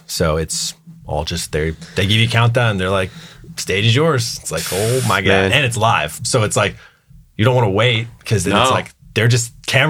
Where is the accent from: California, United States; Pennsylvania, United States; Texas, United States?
Texas, United States; Fort Worth; also born or lived in moved around as a child; So moved around a lot as a kid, but mostly from Texas.